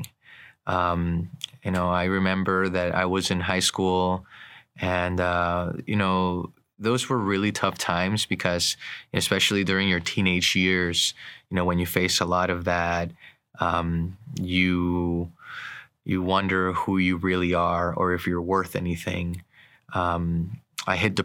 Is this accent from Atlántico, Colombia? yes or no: yes; Barranquilla, Atlántico, Colombia; moved away; My story began in Colombia, South America. I grew up in the city of Barranquilla, a traditional Hispanic Catholic